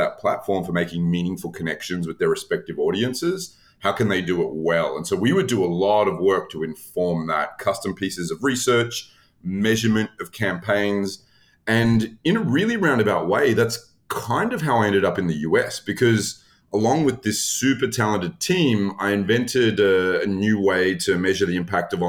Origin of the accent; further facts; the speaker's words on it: Australia; moved away as an adult; now in United States; I am not someone who grew up in the US. I'm originally from Australia.